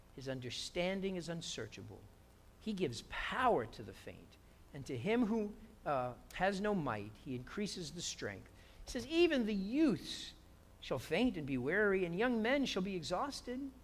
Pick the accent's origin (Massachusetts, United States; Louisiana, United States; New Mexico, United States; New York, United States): New York, United States; now in South Bay, United States; I'm a New Yorker